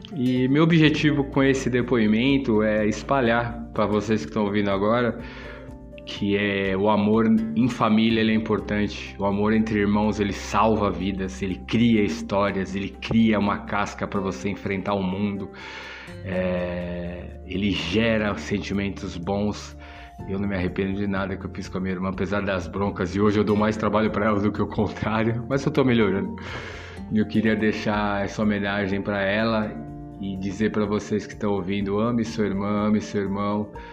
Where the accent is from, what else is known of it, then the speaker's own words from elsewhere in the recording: São Paulo, Brazil; você sair da é, de onde você foi criado, onde você fez todos seus amigos e vim para um bairro desconhecido, é um bairro relativamente novo na época. Era considerado meio que a cidade de Deus de São Paulo